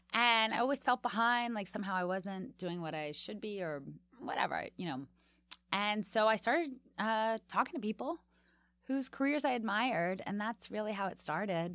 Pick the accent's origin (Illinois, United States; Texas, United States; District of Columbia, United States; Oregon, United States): District of Columbia, United States; Washington; now in New York, United States; when I grew up there